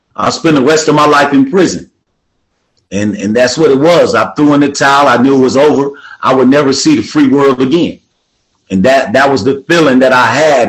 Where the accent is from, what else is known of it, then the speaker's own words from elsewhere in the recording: Milwaukee, Wisconsin, United States; I'm from Milwaukee, Wisconsin.